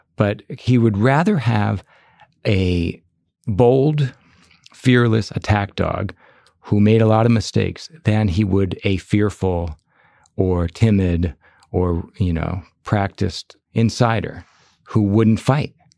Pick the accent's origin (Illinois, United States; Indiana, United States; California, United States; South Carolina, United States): Illinois, United States; Chicago; when I was growing up in Chicago